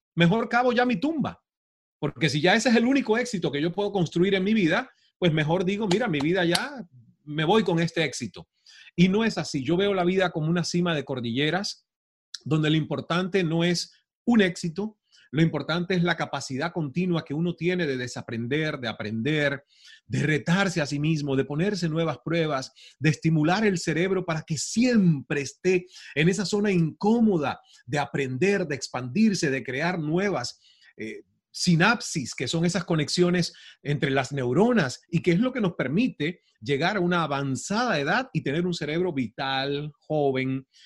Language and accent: Spanish; Santiago de Cuba, Cuba; moved away as an adult; also born or lived in Toronto, Canada / Mexico; yo soy del oriente del país, soy de Santiago de Cuba